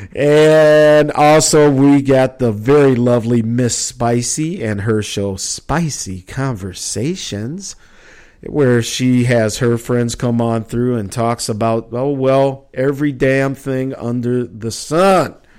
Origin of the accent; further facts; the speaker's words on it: Minneapolis, Minnesota, United States; also born or lived in Chicago; growing up in Minneapolis